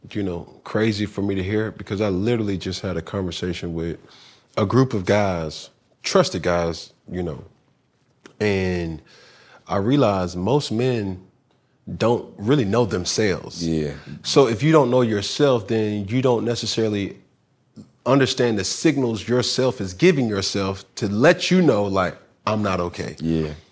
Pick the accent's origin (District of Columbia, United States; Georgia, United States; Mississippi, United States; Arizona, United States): Georgia, United States; Atlanta; Growing up in Atlanta